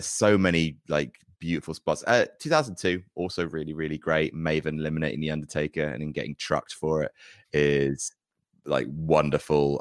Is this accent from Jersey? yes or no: yes; Jersey; When I was growing up in Jersey, there wasn't any pro wrestling there